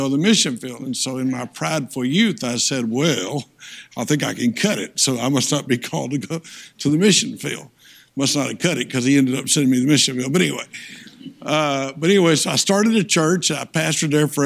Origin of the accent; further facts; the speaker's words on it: Tennessee, United States; I'm from Tennessee hillbilly